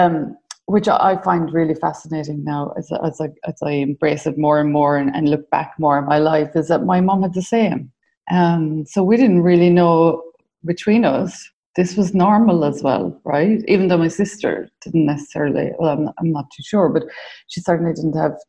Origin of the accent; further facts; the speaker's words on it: Ireland; accent: Irish; As you can tell from my accent, I'm Irish, born in the late 70s in a small community, raised Catholic, went to secondary school with the nuns